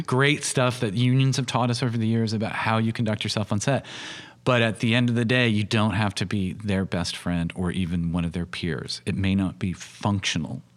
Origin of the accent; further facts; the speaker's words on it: United States; I'm doing it as an American filmmaker working in a, in a U K perspective